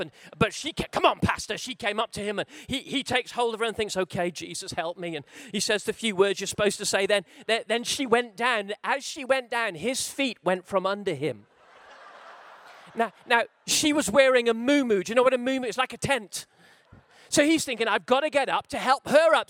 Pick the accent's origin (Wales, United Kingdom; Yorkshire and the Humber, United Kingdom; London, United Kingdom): Wales, United Kingdom; I'm a Welshman